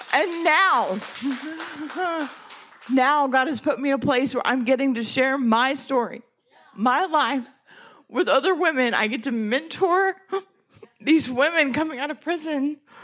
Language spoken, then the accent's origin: English; Texas, United States; I'm from Texas